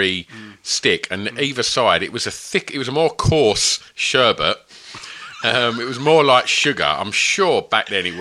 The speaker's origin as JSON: {"language": "English", "town": "Sunderland", "region": "North East England", "country": "United Kingdom", "said": "I'm from Sunderland"}